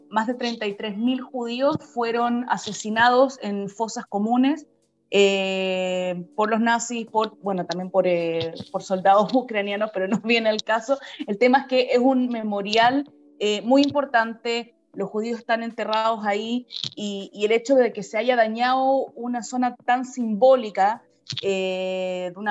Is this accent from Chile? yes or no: yes; Chile; qué hemos visto nosotros como chilenos en Israel